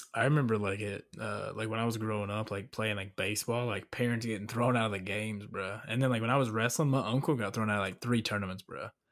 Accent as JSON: {"language": "English", "region": "Virginia", "country": "United States", "tie": "born or raised there", "moved": "yes", "lives_now": "Florida, United States", "said": "growing up in Virginia"}